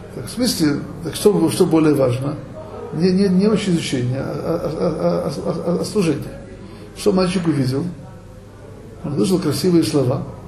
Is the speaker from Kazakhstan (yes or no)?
no; Odesa, Odesa Oblast, Ukraine; moved away; евреям, как я, который вырос в Одессе